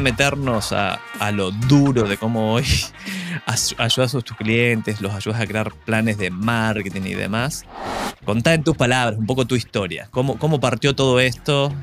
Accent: Argentina; Soy argentino

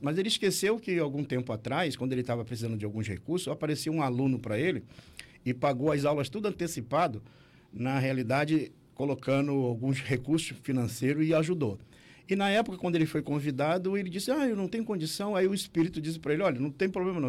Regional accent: Nilópolis, Rio de Janeiro, Brazil; moved away as an adult; now in Santa Catarina, Brazil; eu sou do Rio de Janeiro, né? Nasci lá na cidade de Nilópolis

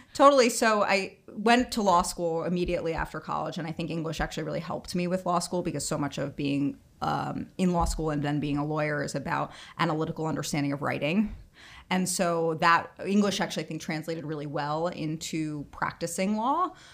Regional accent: Bronxville, New York, United States; I grew up in Bronxville, New York, which is about thirty minutes outside of the city

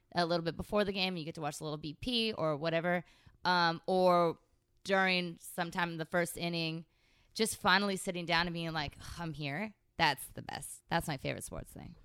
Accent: San Francisco Bay Area, California, United States; now in Los Angeles, United States; I'm from the San Francisco Bay Area

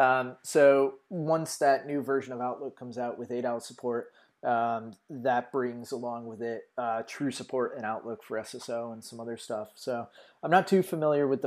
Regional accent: United States; being American

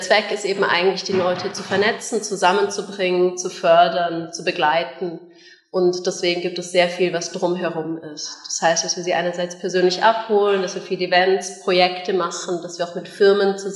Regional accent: Munich, Bavaria, Germany; moved away as an adult; now in Bern, Switzerland; Wie man hört, keine Bernerin, äh, sondern ich bin eigentlich ursprünglich aus München und bin mit 18 dann in die Schweiz gezogen

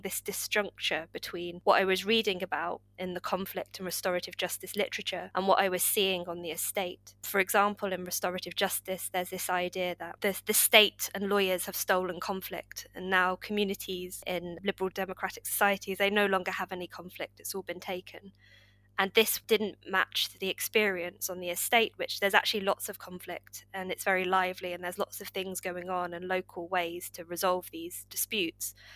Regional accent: Corby, East Midlands, United Kingdom; my hometown Corby

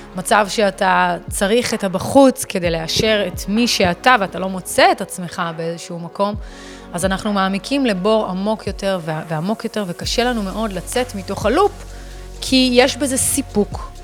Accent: United States; Hebrew is a second language; now in Israel; אני אמריקאית

